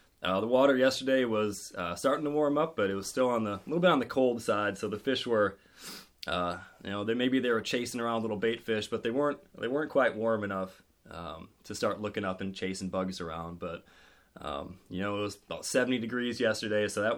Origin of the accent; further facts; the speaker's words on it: Wisconsin, United States; moved away as an adult; now in Maine, United States; I grew up in Wisconsin